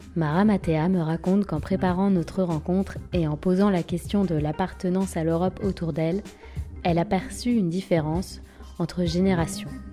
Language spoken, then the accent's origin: French; France; je suis française, européenne et je suis née en métropole